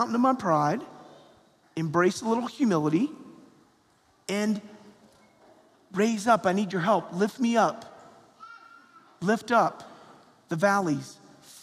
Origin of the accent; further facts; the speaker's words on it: Perrysburg, Ohio, United States; growing up in Perrysburg, Ohio